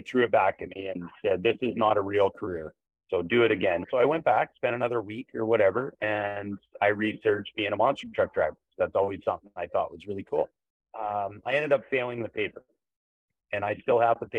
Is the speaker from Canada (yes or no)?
yes; Vancouver, British Columbia, Canada; in the BC Coliseum in Vancouver with my hometown crowd